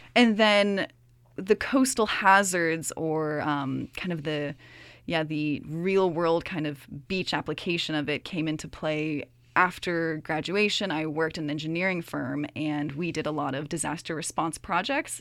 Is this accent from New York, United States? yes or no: no; Virginia, United States; moved away as an adult; also born or lived in Toronto, Ontario, Canada; now in Kingston, Canada; when I was three, my whole family moved down to Virginia. So, Virginia is actually where I grew up